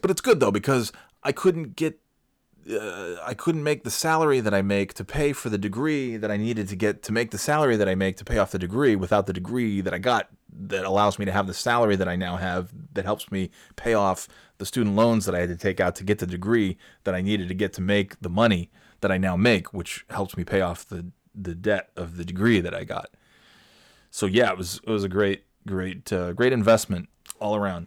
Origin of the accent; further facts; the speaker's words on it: New York, United States; I'm from New York, so this isn't really like a great drastic change for me. It's just slightly cloudier than the other cloudy area that I'm from